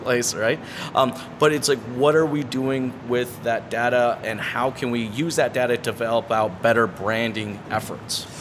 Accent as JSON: {"language": "English", "town": "Toronto", "region": "Ontario", "country": "Canada", "said": "I'm from Toronto."}